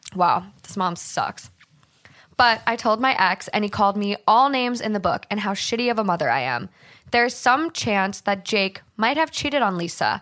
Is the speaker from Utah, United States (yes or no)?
no; Hermantown, Minnesota, United States; moved away; I'm from Minnesota, but I actually grew up in Duluth, um, Hermantown more specifically, and I grew up on my family's hundred-year-old farm